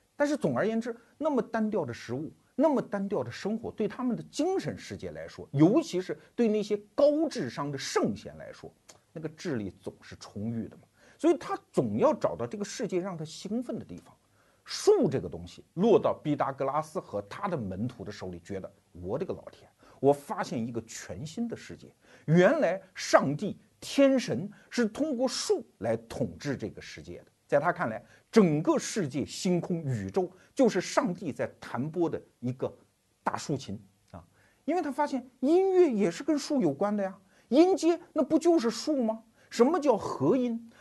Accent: China; 没有用的事情，我们中国人是不去操心的啊

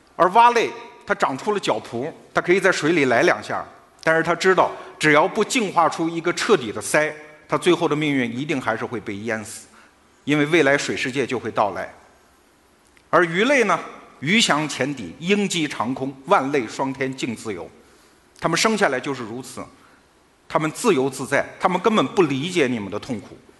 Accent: China; 我们中国人一不高兴我们就死给他看

